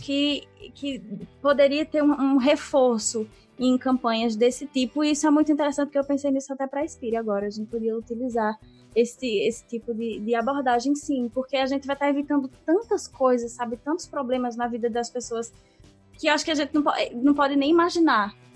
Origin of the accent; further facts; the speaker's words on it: Northeast Brazil, Brazil; Eu que sou daqui, do Nordeste